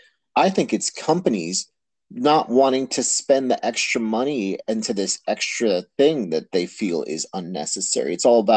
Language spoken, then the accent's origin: English; United States; as an American here